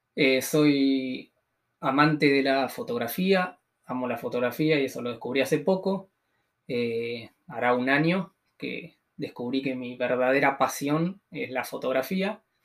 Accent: Tres Arroyos, Buenos Aires Province, Argentina; soy de Tres Arroyos, que es una ciudad de unos 70.000 habitantes más o menos, ah, que está a 500 kilómetros al sur de Cava.

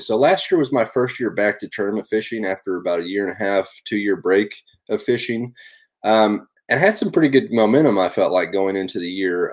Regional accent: Northwest Oklahoma, United States; I grew up in Northwest Oklahoma

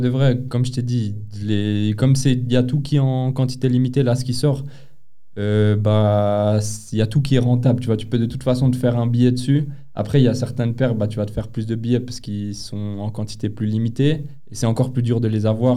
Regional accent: Geneva, Switzerland; on est de Genève

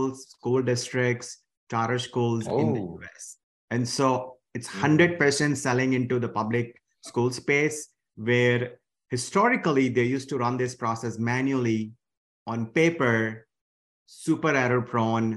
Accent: India; moved away as an adult; now in United States; I grew up in India.

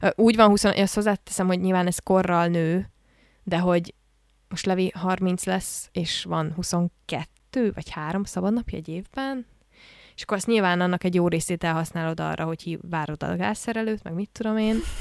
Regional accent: Hungary; egész életemben ebben a rendszerben nőttem föl, ami Magyarországon

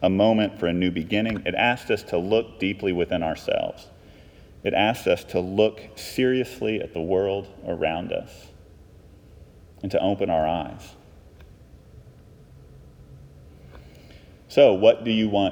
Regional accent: Texas, United States; I'm from Texas

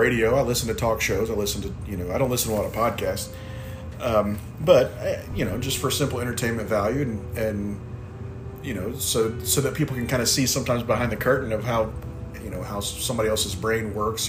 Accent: North Carolina, United States; also born or lived in Springfield, Missouri; we were moving from Springfield back to right around Raleigh, North Carolina, where both my parents are from in that area, just east of Raleigh. So I've got some southern roots, but I was actually born in Missouri.

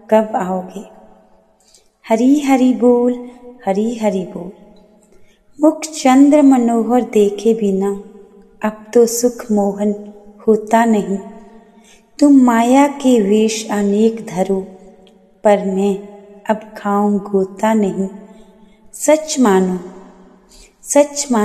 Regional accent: Palampur, Himachal Pradesh, India; मैं पालमपुर हिमाचल प्रदेश से हूँ

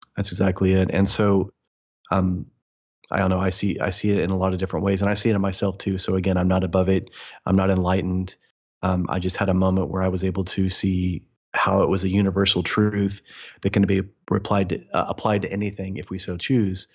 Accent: Midwest, United States; I was born in the Midwest, born and raised there

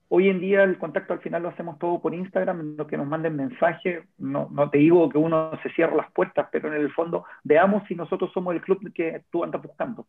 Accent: Chile

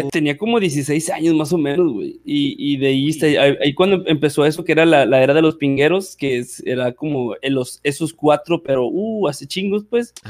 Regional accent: Valle Hermoso, Tamaulipas, Mexico; soy de un pueblito llamado Vallehermoso, Tamaulipas

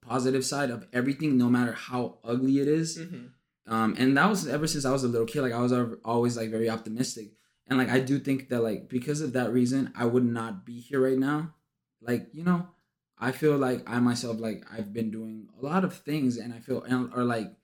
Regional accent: Laredo, Texas, United States; moved away as an adult; also born or lived in Victoria, Texas; now in San Antonio, United States; I'm actually from Laredo. Like, my family lives there

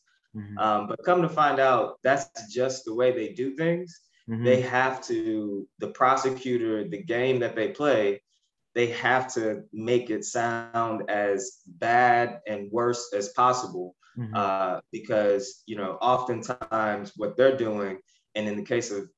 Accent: Ferguson, Missouri, United States; I grew up in the Ferguson, Missouri area

